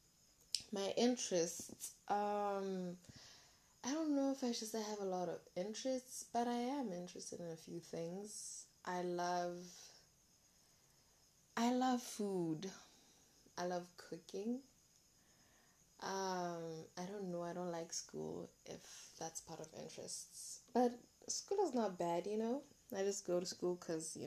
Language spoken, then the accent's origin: English; Molepolole, Kweneng District, Botswana; I'm from Malepolola, guys. I'm a Mokwena. I'm a Mokwena girl. So I'm from Malepolola.